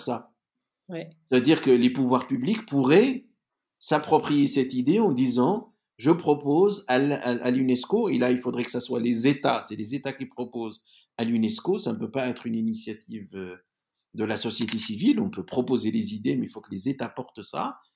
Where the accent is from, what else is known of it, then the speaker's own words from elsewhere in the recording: Algeria; je viens de l'Algérie.